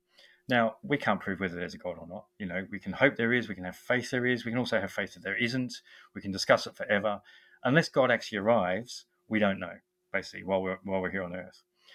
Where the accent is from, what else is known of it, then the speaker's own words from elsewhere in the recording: Australia; now in England, United Kingdom; I'm Australian, I live in England